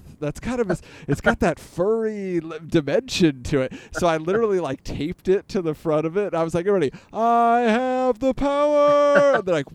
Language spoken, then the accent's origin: English; California, United States; I grew up in California